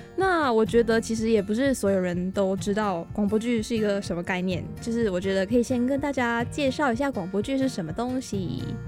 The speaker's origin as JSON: {"language": "Chinese", "country": "Malaysia", "accent": "Malaysian accent", "first_language": "Chinese", "moved": "as an adult", "lives_now": "Taiwan", "said": "我最埋下人，我好像也没有办法对自己的身份认同"}